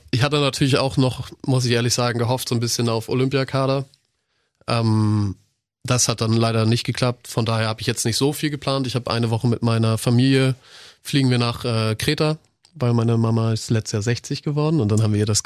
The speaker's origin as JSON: {"language": "German", "country": "Croatia", "said": "ich bin Kroate, ich bin Kroate."}